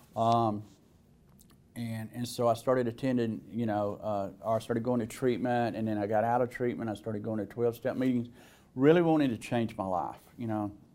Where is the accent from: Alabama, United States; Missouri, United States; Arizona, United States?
Alabama, United States; accent: southern; as you could probably tell by my accent, I was born in the South. Uh, I was in, in Alabama